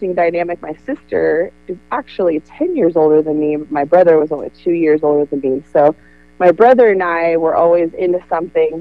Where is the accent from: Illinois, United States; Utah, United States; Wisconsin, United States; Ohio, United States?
Ohio, United States; Amanda; I'm from Amanda Clear Creek.